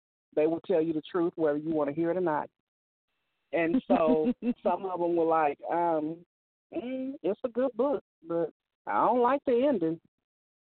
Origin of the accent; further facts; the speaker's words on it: Oakland, California, United States; also born or lived in Peoria, Illinois; that's where I'm at. I grew up here.